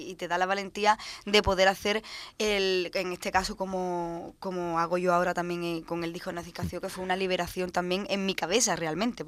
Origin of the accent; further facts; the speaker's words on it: Cádiz, Andalusia, Spain; yo como gaditana y que vengo de un flamenco tradicional